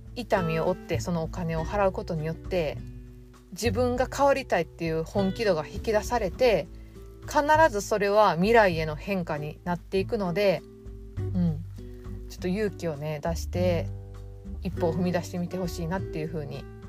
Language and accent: Japanese; Osaka, Japan; 大阪で生まれて、ネギってなんぼの世界で育ってきたんで